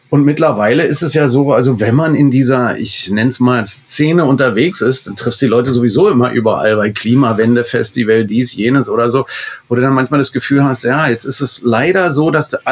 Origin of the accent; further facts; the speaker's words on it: Berlin, Germany; Ich kenne als Berliner jeden